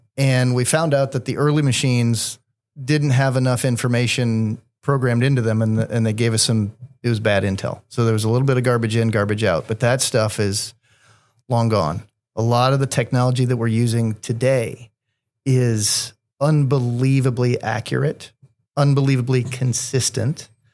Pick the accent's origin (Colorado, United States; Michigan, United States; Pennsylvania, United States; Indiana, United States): Indiana, United States; Columbus; From Columbus, Indiana, a small town about a half hour south